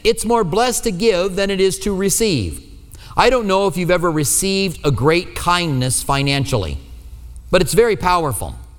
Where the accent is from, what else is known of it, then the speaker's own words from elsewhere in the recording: Iowa, United States; accent: Iowa; now in Tucson, United States; my Iowa accent, all right? That's where I'm, well, I was born